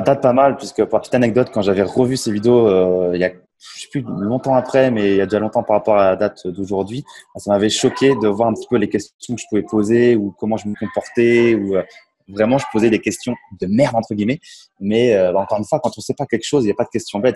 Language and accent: French; Champagne, Grand Est, France; moved away as an adult; now in Tallinn, Estonia; Je suis originaire de la Champagne en France. Et aujourd'hui, expatrié en Estonie à Tallinn